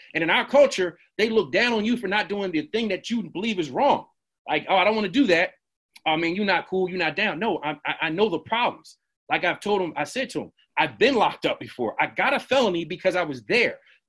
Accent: Jamaica; I said, dog, I'm Jamaican. It started with Jamaicans and Islanders.

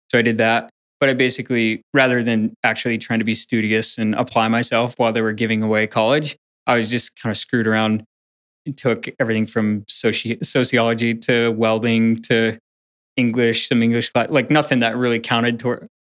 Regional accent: Portland area, Pacific Northwest, Washington, United States; born or raised there; also born or lived in Upper Michigan / Greensboro, North Carolina

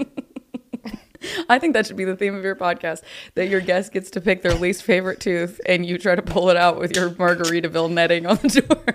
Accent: Nashville, Tennessee, United States; now in Los Angeles, United States; I'm, I'm from Nashville

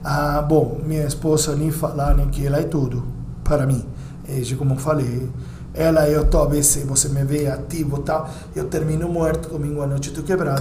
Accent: Uruguay; Portuguese is a second language; now in São Paulo, Brazil; Como uruguaio

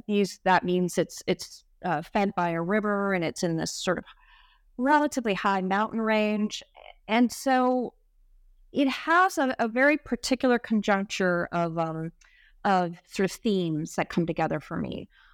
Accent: Egypt; also born or lived in United States; I'm Egyptian American, and I went to high school in Egypt. And I initially just assumed that my affiliations would be with Cairo and with Egypt moving forward.

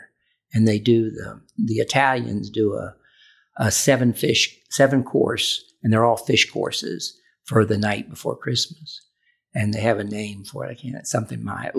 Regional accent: Chillicothe, United States; I was from Chillicothe, and this was 69.

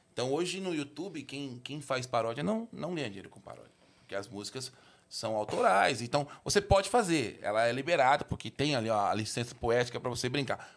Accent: São Paulo, Brazil; also born or lived in Sapopemba, São Paulo; eu nasci no Tatuapé, eu, eu, eu, morei muitos anos lá

